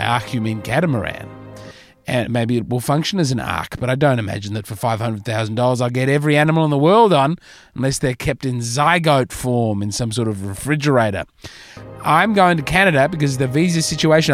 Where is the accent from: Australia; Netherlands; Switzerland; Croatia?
Australia; As an Australian